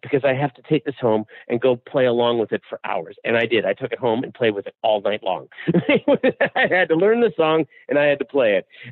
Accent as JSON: {"language": "English", "town": "Seattle", "region": "Washington", "country": "United States", "said": "I'm from Seattle."}